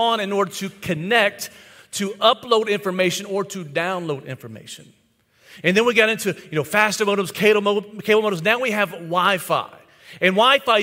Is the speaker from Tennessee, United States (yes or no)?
yes; White House, Tennessee, United States; my hometown, White House, Tennessee